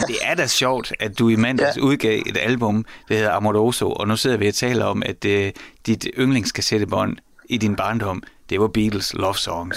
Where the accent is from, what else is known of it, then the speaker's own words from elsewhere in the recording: Horsens, Central Denmark Region, Denmark; jeg voksede op i Mimersgade i Horsens